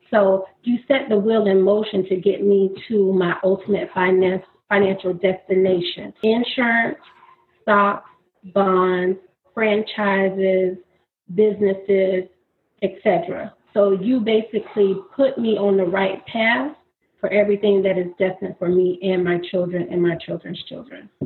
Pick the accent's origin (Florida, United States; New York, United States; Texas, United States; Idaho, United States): Florida, United States; moved away as an adult; now in Maryland, United States; I am from Florida, actually born and raised in Florida. I moved to Maryland two and a half years ago